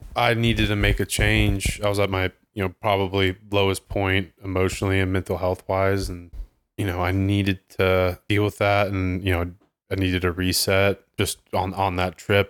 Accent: Ohio, United States; moved away; in Ohio, growing up in Ohio

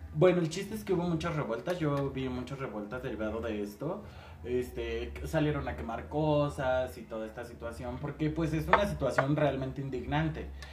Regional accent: Mexico; así somos los mexicanos

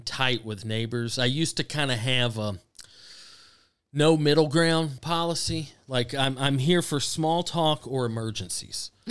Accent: the South, United States; I grew up in the South where the weather's good

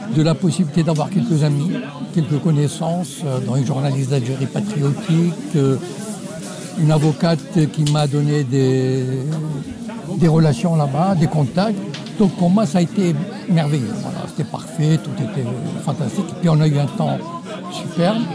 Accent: Morocco; je viens du Maroc

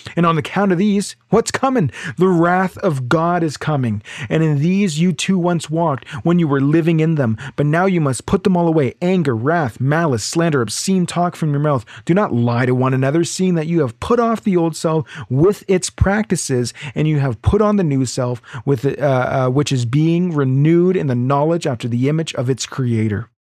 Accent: Ontario, Canada; now in Alberta, Canada; I'm from Ontario originally

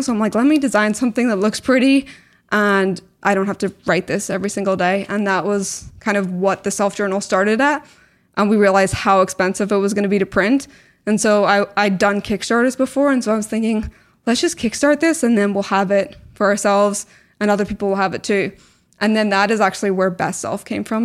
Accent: Belfast, Northern Ireland, United Kingdom; moved away as an adult; also born or lived in Canada / Newcastle / Scotland / New York; I was born in Canada, grew up in Belfast, went to university in Newcastle and, and then my postgrad in Scotland

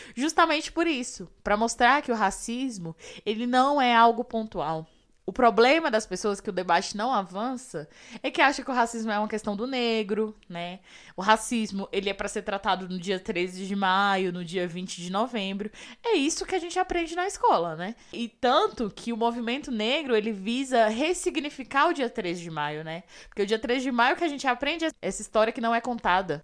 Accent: Ceilândia, Federal District, Brazil; Lá na Ceilândia, na minha quebrada

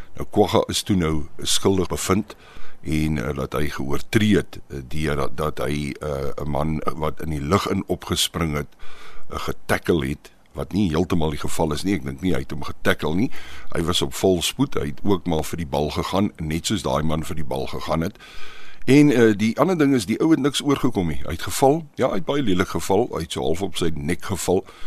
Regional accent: Pretoria, Gauteng, South Africa; moved away; also born or lived in Paarl; Ek is op Mamelodi gebore

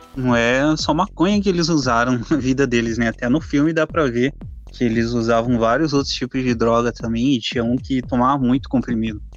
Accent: Curitiba, Paraná, Brazil; Eu sou de Curitiba

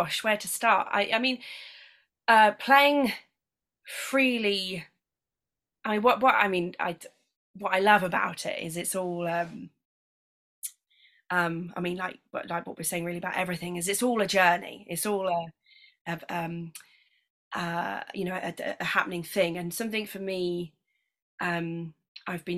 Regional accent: Lincolnshire, East Midlands, United Kingdom; when I was growing up in Lincolnshire

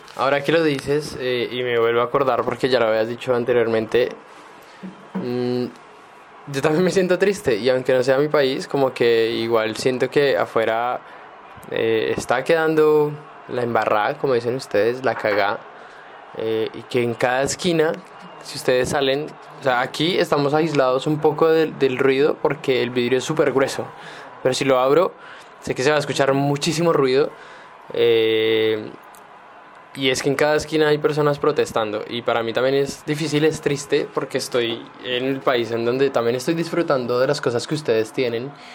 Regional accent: Bogotá, Colombia; now in Santiago, Chile; yo que soy colombiano y en Bogotá no tenemos metro

